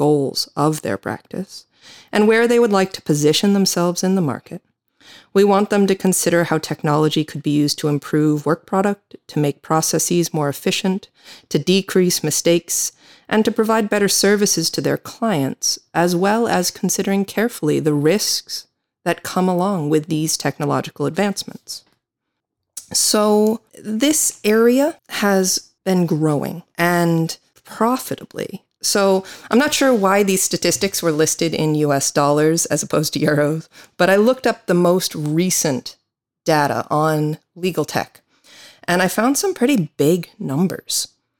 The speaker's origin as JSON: {"language": "English", "country": "United States", "said": "I am an American attorney."}